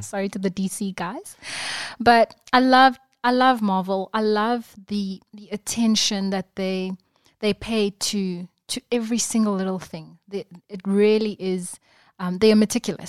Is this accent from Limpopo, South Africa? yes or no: no; Durban, KwaZulu-Natal, South Africa; I was born and bred in Durban